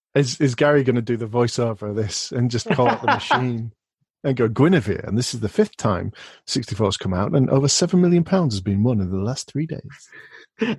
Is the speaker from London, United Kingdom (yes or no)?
no; Rochdale, North West England, United Kingdom; my hometown today, which is Rochdale